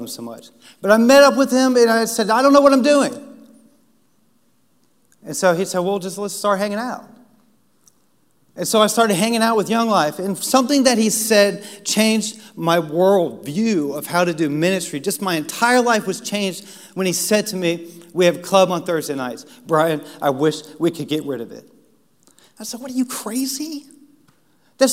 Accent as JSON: {"language": "English", "town": "Washington", "region": "District of Columbia", "country": "United States", "tie": "born or raised there", "said": "I grew up in Washington, D.C."}